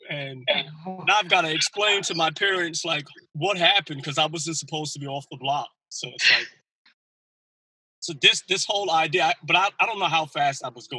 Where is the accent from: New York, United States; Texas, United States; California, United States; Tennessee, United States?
New York, United States; New York City; born or raised there